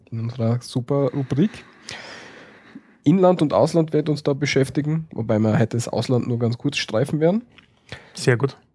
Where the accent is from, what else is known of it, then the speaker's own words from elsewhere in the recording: Styria, Austria; bei uns in der Steiermark.